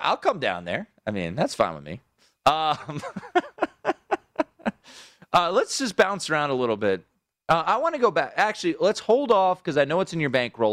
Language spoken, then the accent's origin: English; Washington, United States; moved away; my hometown